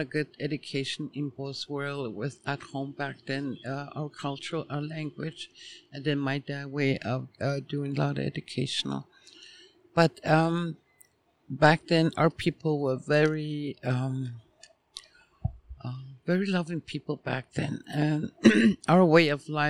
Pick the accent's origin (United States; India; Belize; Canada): Canada; Behchokǫ̀, Northwest Territories; born and raised in Tlicho. Former community name used to be Fort Ray.